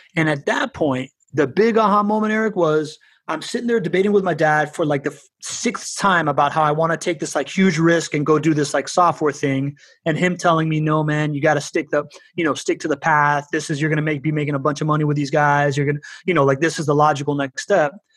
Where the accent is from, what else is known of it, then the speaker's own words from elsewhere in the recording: Miami, Florida, United States; also born or lived in Spain / Venezuela; by the time that I was like nine years old and we moved back to Miami from Spain